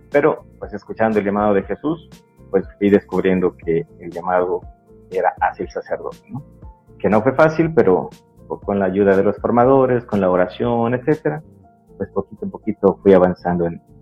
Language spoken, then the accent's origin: Spanish; Mérida, Yucatán, Mexico; de Mérida, de la colonia Pedregales de Tanlún, que está pegadito a Chuburna y pues eclesialmente, pues bueno, pues dijéramos que de Chuburna, pero legalmente soy de Pedregales